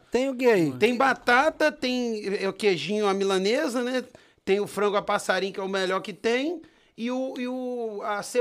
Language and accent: Portuguese; Brasília, Federal District, Brazil; born there; Eu sou nascido em Brasília, né? Distrito Federal, Asa Sul, no São Lucas